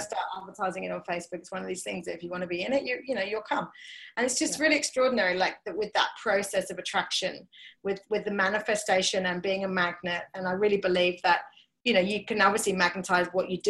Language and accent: English; England, United Kingdom; I'm English